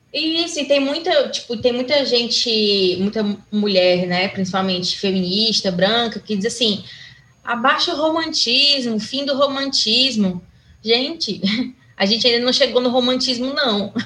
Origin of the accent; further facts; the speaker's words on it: Fortaleza, Ceará, Brazil; Aqui em Fortaleza, né, que é de onde eu sou